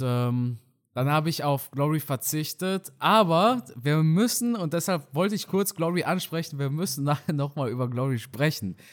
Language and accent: German; hometown near Karlsruhe, Baden-Württemberg, Germany; now in North Rhine-Westphalia, Germany; ich wohne ja mittlerweile in NRW. Aber ein kleines Dorf aus meiner Heimatstadt neben Karlsruhe